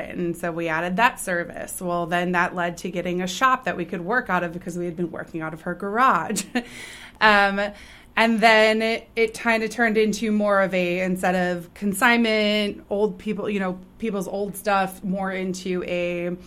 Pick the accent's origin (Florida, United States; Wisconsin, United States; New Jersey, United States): Wisconsin, United States; Sun Prairie; now in Columbus, Wisconsin, United States; So I grew up in Token Creek. I grew up in Raintree Subdivision. So I've lived here since I was five